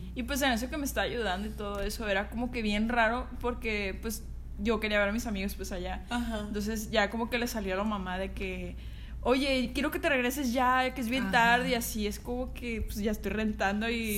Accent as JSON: {"language": "Spanish", "region": "Sinaloa", "country": "Mexico", "moved": "yes", "lives_now": "Mexico City, Mexico", "said": "Soy de Sinaloa."}